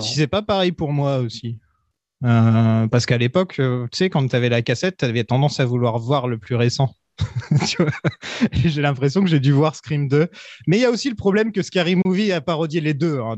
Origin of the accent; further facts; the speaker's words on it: Nord, Hauts-de-France, France; je suis du Nord